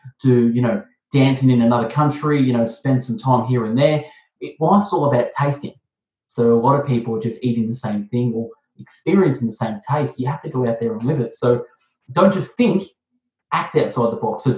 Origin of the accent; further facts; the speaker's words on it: Melbourne, Victoria, Australia; accent: Aussie; I'm from Melbourne, Australia. I'm Australian. I have an Aussie accent